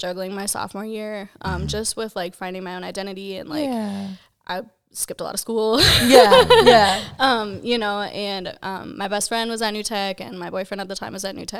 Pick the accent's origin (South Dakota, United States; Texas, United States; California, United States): South Dakota, United States; Sioux Falls; Born and raised in Sioux Falls. Got two kids, a 5-year-old and a 2-year-old.